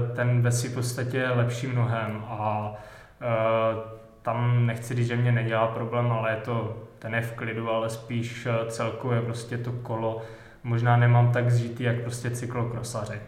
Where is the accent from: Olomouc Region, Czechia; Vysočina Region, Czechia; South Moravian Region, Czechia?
Vysočina Region, Czechia; já jsem z Vysočiny